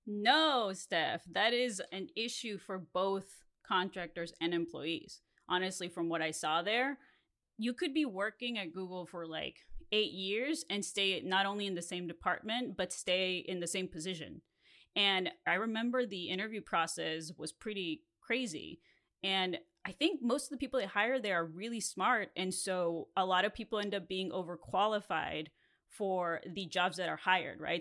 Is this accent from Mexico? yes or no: yes; Mexico; first language Spanish; English is a second language; now in Los Angeles, United States; I grew up in Mexico, and so my first language is Spanish.